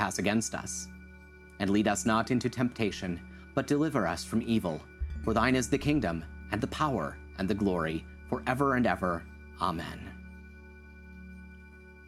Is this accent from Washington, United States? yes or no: no; Hutchinson, Minnesota, United States; moved away; my hometown, Hutchinson, Minnesota.